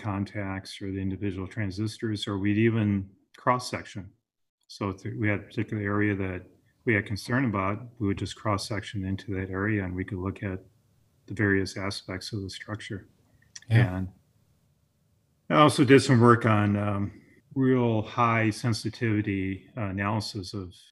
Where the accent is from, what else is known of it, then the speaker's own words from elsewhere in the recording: Wisconsin, United States; moved away as an adult; now in California, United States; I grew up in Wisconsin and I was there through my undergraduate